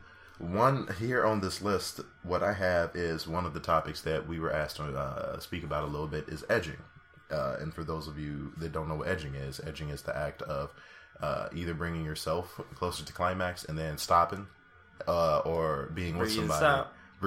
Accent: Chicago, Illinois, United States; I am from Chicago

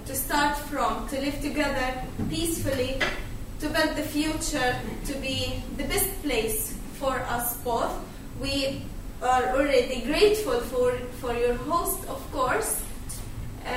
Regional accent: Gaza Strip, Palestine; moved away as an adult; now in Sweden; I'm originally from Palestine, Gaza Strip. I'm here in Sweden 2 years ago.

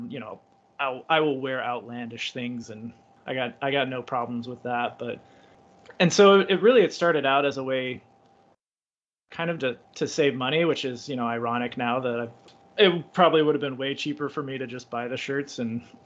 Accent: United States; I'm American

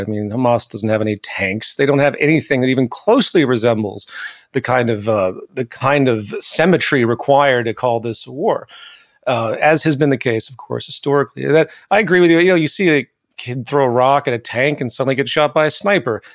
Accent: the American South, United States; I grew up in the South, the American South

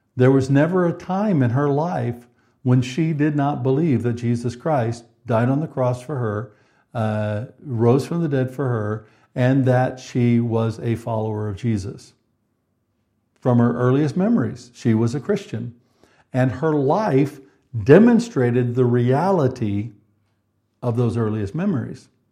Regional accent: United States; moved away as an adult; now in United Kingdom; Karen and I, as you know, are from the United States originally

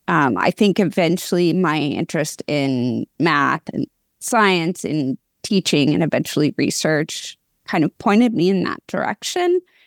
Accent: West Coast, United States; also born or lived in Portland / Seattle / Sacramento; So we moved around the West Coast when I was a kid, Portland, Seattle, Sacramento.

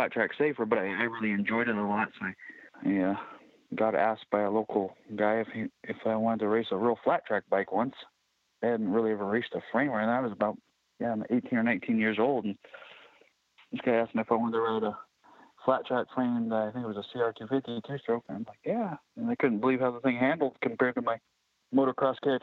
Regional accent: Mica, Washington, United States; I was born right here in Micah, about 50 feet away from where I live right now. We have an old mobile home here and raised right here

